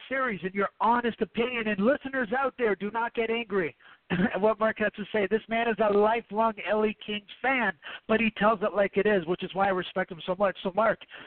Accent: Canada; I'm Canadian

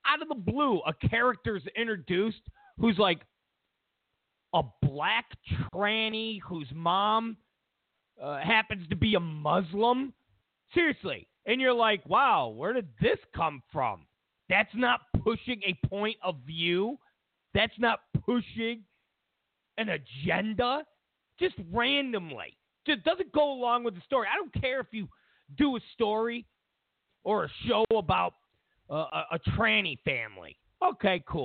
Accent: New York, United States; now in Los Angeles, United States; I'm from New York. I was born in New York.

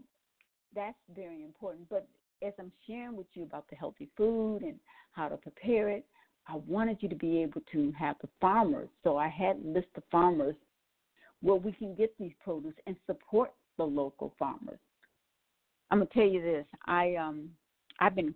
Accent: Milwaukee, Wisconsin, United States; also born or lived in New Orleans, Louisiana; I was born in New Orleans and raised in Milwaukee, Wisconsin

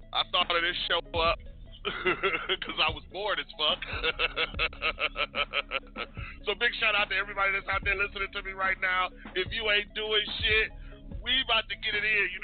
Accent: Louisiana, United States; So, other than that, bitch, I'm from Louisiana.

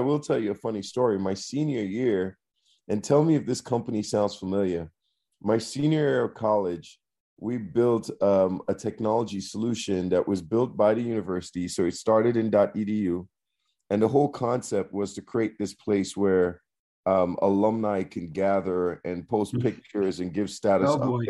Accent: Trinidad & Tobago; moved away as an adult; now in United States; I'm originally from Trinidad and Tobago

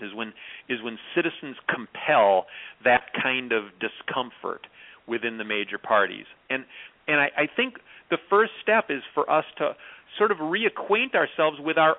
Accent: Clark County, Wisconsin, United States; Clark County, where I grew up, is one of the five poorest counties in Wisconsin

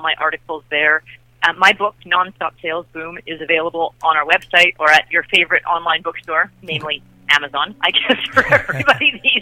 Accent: Canada; I'm Canadian

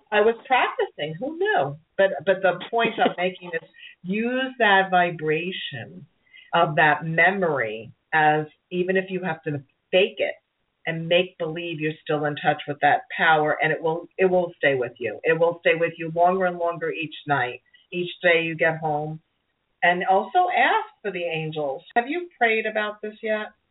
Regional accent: New York City, New York, United States; accent: Brooklyn; my Brooklyn accent

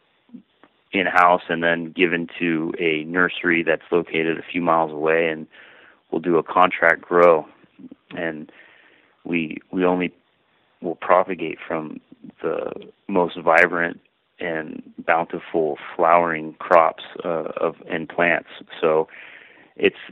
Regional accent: Sonoma County, California, United States; now in Carmel, United States; I grew up in Sonoma County

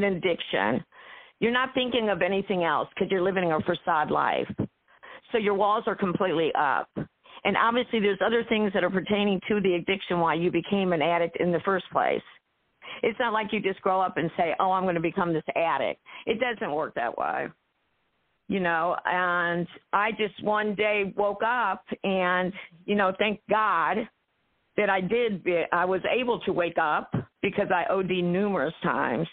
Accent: Ohio, United States; I am from Ohio, the Buckeye State, of course

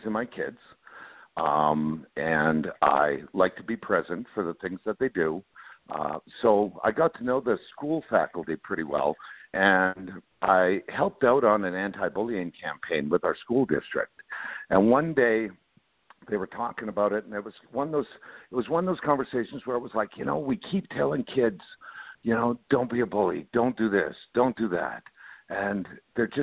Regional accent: Canada; moved away; I grew up in Canada. I tell people I'm Canadian by birth. I'm American by heart

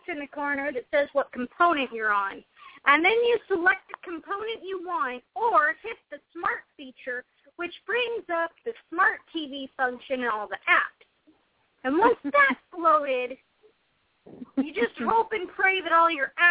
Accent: Pacific Northwest, United States; I'm also from the Pacific Northwest.

